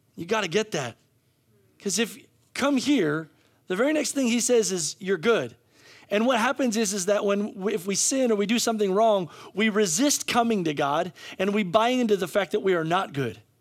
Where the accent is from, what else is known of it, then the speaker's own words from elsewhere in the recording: United States; we as American